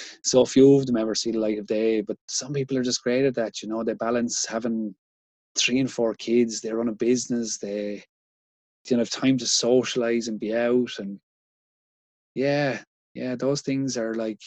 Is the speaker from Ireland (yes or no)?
yes; Ireland